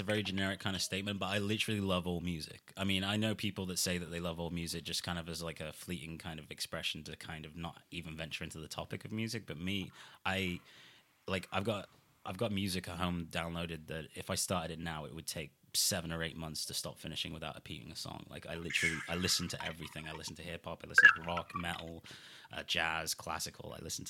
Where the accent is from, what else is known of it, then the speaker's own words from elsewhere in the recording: Shrewsbury, West Midlands, United Kingdom; also born or lived in Nesscliffe; Yeah, I'm from Shrewsbury. I live in Nesclyth.